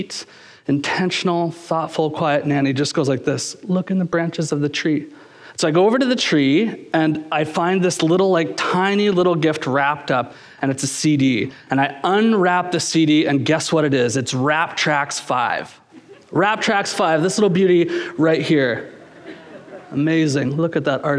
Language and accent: English; Kingston, Ontario, Canada; I was just a kid growing up in Kingston, Ontario